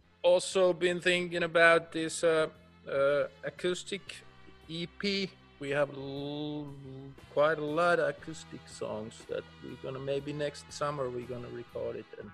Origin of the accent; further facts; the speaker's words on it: North Finland, Finland; English is a second language; And maybe where I come from North Finland, there is not much people, just reindeers.